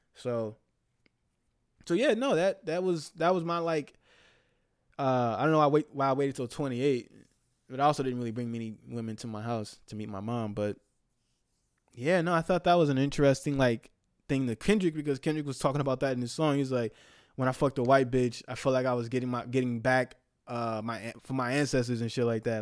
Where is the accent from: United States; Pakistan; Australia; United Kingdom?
United States; the Bay Area, California; moved away; I'm from the Bay